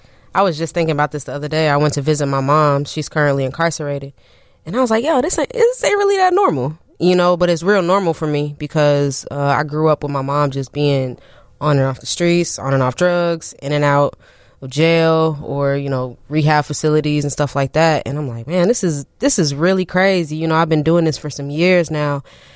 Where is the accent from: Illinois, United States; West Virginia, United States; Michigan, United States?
Illinois, United States; Champaign; moved away as an adult; now in Chicago, United States; I'm from Champaign, Urbana.